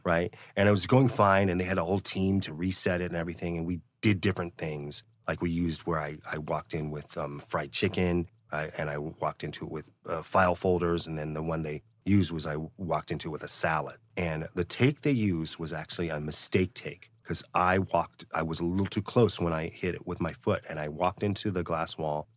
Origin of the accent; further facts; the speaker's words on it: Cleveland, Ohio, United States; moved away as an adult; now in Los Angeles, United States; I tell people I'm from Cleveland, Ohio. That's where I was based when I went to college at Northwestern University